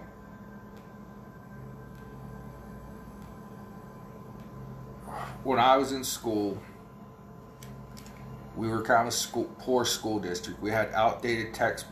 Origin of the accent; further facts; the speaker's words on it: near Pittsburgh, Pennsylvania, United States; accent: Pittsburgh; I live too close to Pittsburgh